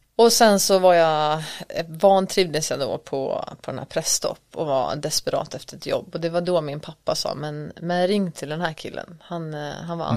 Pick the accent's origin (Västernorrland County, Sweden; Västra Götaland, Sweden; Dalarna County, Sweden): Dalarna County, Sweden; Borlänge; moved away as an adult; also born or lived in Stockholm / Paris; Född och uppväxt i Borlänge, mm. Dalarna